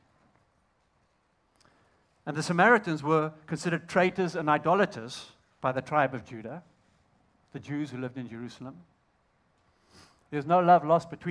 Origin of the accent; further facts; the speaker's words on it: Zimbabwe; accent: Southern African; I'm actually from Zimbabwe